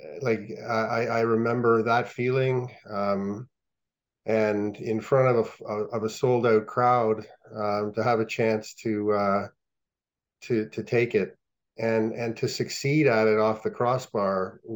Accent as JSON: {"language": "English", "town": "Ottawa", "region": "Ontario", "country": "Canada", "tie": "born or raised there", "said": "I grew up on the Ottawa River. And across the street from my house was the outdoor rink on Grandview Road in Ottawa"}